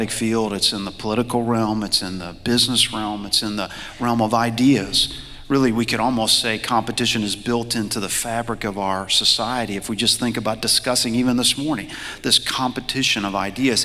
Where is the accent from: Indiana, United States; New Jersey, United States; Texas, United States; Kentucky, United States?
Kentucky, United States; Louisville; I grew up in Louisville, Kentucky.